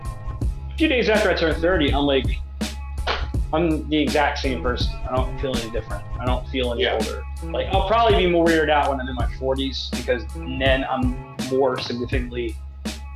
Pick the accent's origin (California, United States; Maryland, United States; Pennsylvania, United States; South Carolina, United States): Maryland, United States; Pasadena; I grew up in Pasadena, Maryland